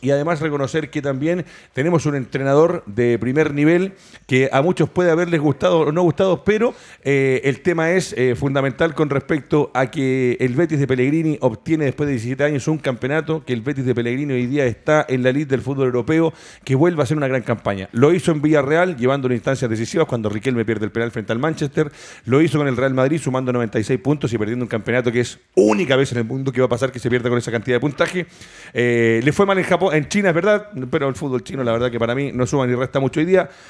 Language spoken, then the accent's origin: Spanish; Chile; nosotros como los chilenos